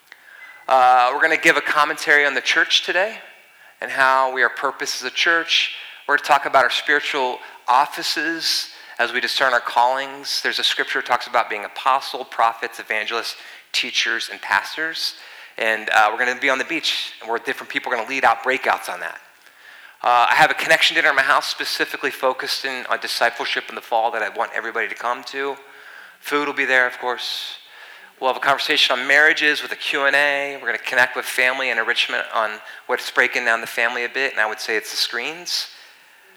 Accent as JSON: {"language": "English", "region": "East Coast", "country": "United States", "moved": "yes", "said": "I'm from the East Coast"}